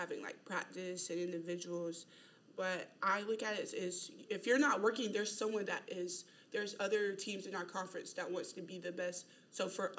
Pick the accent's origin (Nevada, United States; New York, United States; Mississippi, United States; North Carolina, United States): North Carolina, United States; Asheboro; moved away as an adult; I'm from Asheboro, North Carolina